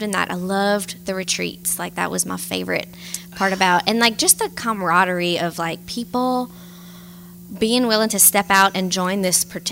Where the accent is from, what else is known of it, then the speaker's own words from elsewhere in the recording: Opelousas, Louisiana, United States; I was born and raised in Opelousas, Louisiana